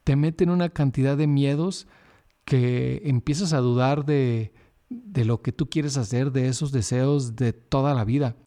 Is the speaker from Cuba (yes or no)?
no; Sonora, Mexico; yo salí de Sonora por el lado del Pacífico